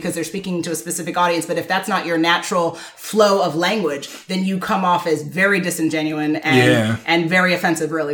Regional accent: Jamaica; I'm Jamaican

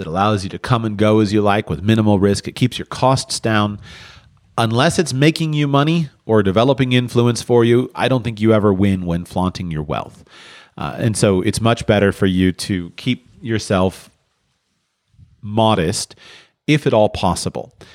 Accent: near Palm Beach, Florida, United States; I grew up near Palm Beach

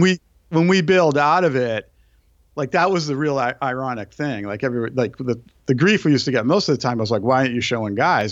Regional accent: Brookline, Massachusetts, United States; moved away; I grew up on the East Coast, so my f, I grew up in a town where, where John Kennedy was actually

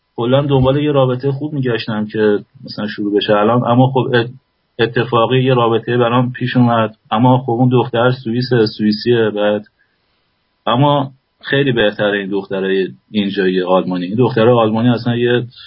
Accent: Iran; moved away as an adult; گفتم ایرانی

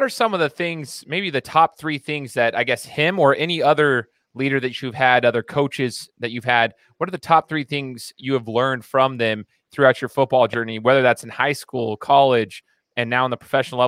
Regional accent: the South, United States; I'm from the South or whatever.

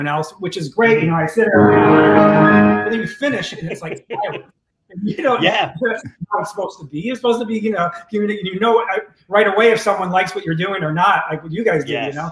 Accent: Detroit, Michigan, United States; moved away; I grew up in Detroit

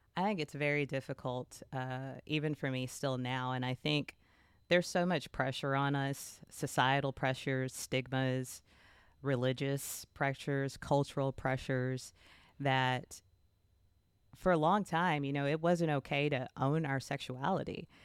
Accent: Texas, United States; I am from the South, I'm from Texas, and I was baptized at the age of eleven, as many children in this area are

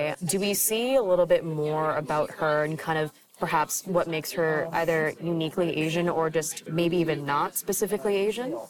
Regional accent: Vancouver, British Columbia, Canada; I'm from Vancouver

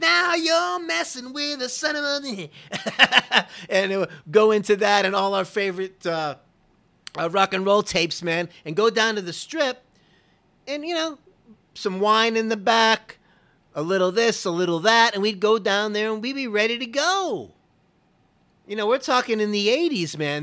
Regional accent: Fort Lauderdale, Florida, United States; when I was a kid growing up in Florida, this is around Fort Lauderdale area

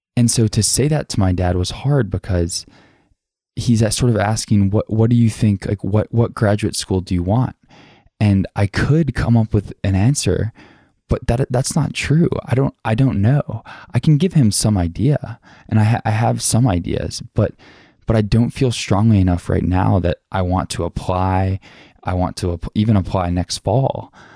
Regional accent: the South, United States; growing up in the South

